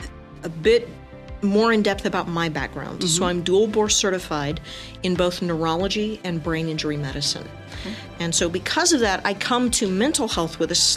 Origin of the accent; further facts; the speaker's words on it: El Paso, Texas, United States; So I grew up in El Paso, went to high school here, left this area, went to college, came back, did my master's right up the road at New Mexico State University.